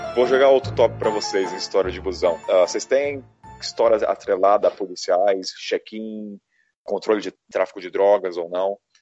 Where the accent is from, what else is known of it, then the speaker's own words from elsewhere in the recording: Brazil; eu sou do Brasil